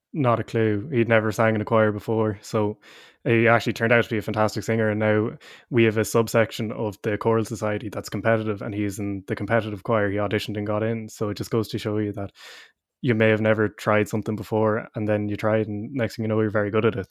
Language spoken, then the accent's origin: English; Leinster, Ireland; moved away as an adult; also born or lived in Cork; I'm from up the country, I'm from Leash myself